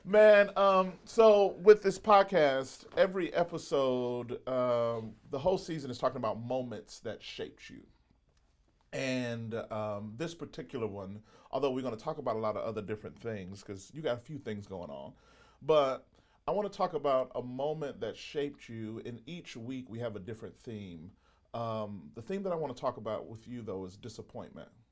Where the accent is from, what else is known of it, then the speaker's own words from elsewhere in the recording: Mississippi, United States; I grew up in Mississippi